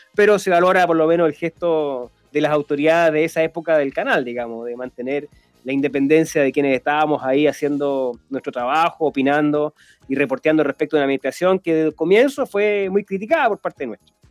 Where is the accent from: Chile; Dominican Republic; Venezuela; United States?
Chile; los que somos chilenos